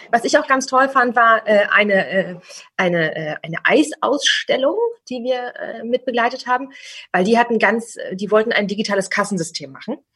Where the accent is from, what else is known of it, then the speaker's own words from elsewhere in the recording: Berlin, Germany; gerade ich bin aus dem Berliner Raum, bei uns ist der Spreewald direkt vor der Haustür, ein Gurkenhof.